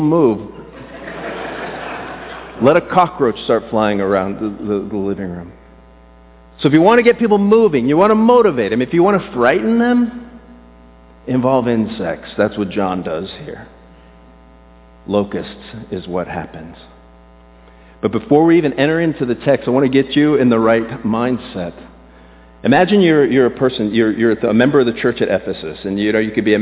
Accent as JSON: {"language": "English", "region": "South Florida", "country": "United States", "tie": "born or raised there", "said": "I grew up in South Florida without air conditioning."}